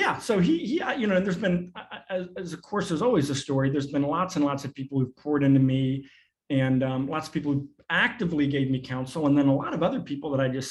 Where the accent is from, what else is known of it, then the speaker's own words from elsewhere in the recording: Arkansas, United States; also born or lived in New York; I grew up in a very rural context. I was born in New York, but we moved to Arkansas when I was 5